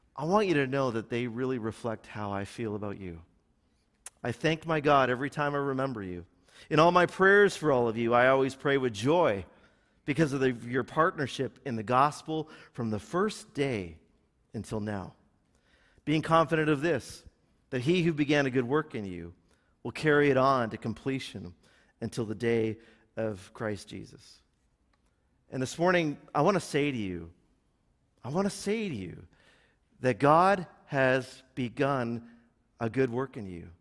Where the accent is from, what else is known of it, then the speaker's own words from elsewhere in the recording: Milton, Ontario, Canada; now in Burlington, Canada; I grew up in Milton